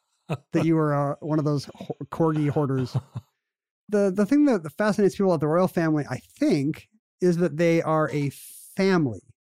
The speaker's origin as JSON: {"language": "English", "country": "United States", "lives_now": "Washington, United States", "said": "as an American"}